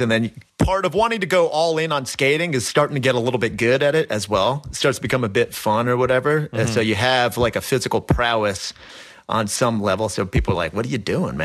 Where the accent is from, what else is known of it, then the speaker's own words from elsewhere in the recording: United States; grew up skating right outside of New York City. It's where I've always lived. I've always lived about 30 minutes roughly drive from downtown Manhattan